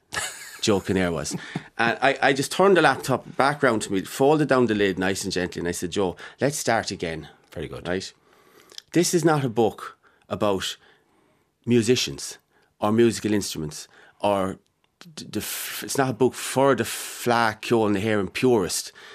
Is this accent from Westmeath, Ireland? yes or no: yes; Mullingar, Westmeath, Ireland; born or raised there